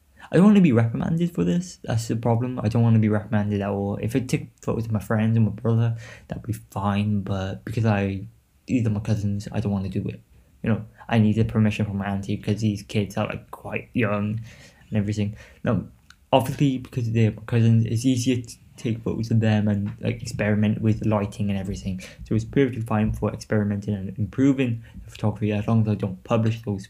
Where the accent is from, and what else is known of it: Newport, Wales, United Kingdom